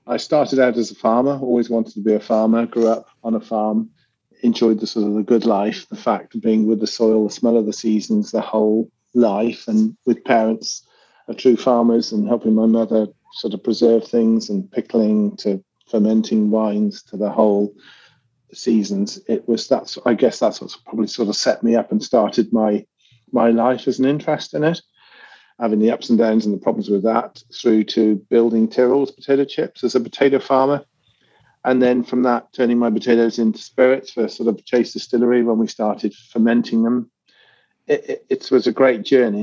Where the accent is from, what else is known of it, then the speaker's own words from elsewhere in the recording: United Kingdom; being British